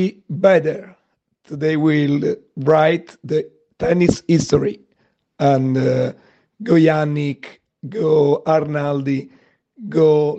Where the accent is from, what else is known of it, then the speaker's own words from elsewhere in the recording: Italy; from Italy